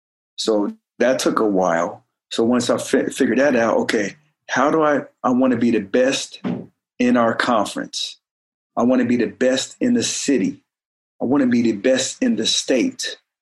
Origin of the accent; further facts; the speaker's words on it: Oklahoma, United States; also born or lived in Detroit / Germany / Colorado Springs; Sure, we was all over. I was born in Detroit, Michigan. Ended up moving to Oklahoma. And I was 5 or 6 years old when we moved there. And then from there, we moved to Germany.